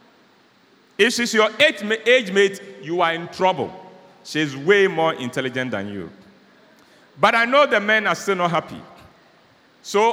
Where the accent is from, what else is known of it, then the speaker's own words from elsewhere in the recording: Ghana; I'm a Ghanaian